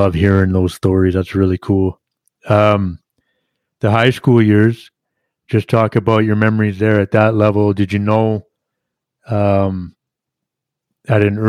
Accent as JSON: {"language": "English", "region": "Yukon", "country": "Canada", "tie": "born or raised there", "said": "I grew up in the Yukon"}